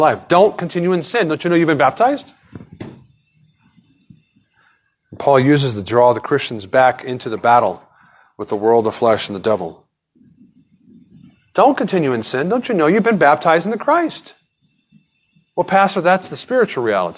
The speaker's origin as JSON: {"language": "English", "country": "United States", "said": "I was born an American."}